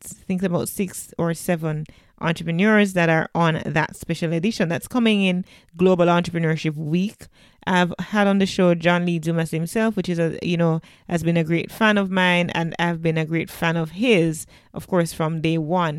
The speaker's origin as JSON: {"language": "English", "country": "Jamaica"}